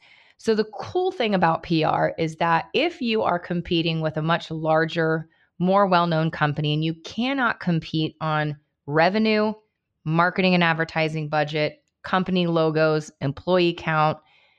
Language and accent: English; Cincinnati, Ohio, United States; I grew up in Cincinnati as well.